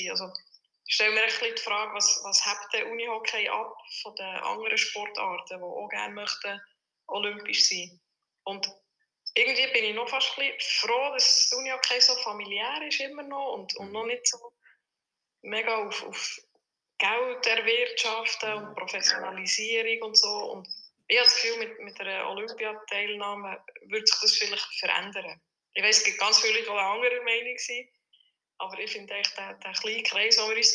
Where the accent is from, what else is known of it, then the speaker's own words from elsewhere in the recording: Bern, Switzerland; als Bernerin